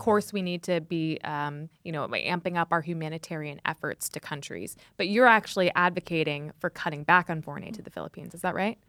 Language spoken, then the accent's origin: English; United States; I'm American.